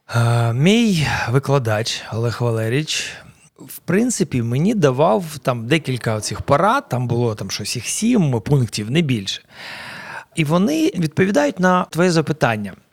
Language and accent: Ukrainian; Dnipro, Dnipropetrovsk Oblast, Ukraine; Ukrainian is a second language; moved away as an adult; now in Kyiv, Ukraine; Я народився в Дніпродзержинську колишньому, це Кам'янське зараз. Десь в році 82-му переїхав до Дніпра, тоді ще Дніпропетровська. mm Там закінчив школу свою середню